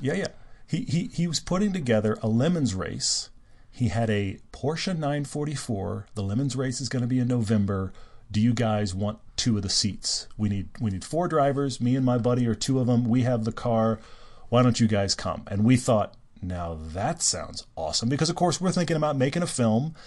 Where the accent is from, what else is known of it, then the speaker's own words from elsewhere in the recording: Houston, Texas, United States; moved away; I grew up in Houston. I went to, all the way through high school there when I wasn't living overseas.